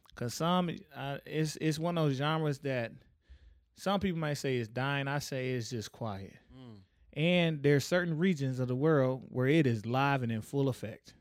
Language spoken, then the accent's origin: English; Tyler, Texas, United States; I'm from Tyler